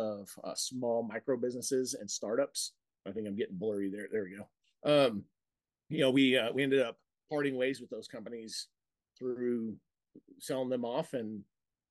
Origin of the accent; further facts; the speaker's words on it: Montana, United States; moved away as an adult; now in Idaho, United States; I'm originally from Montana.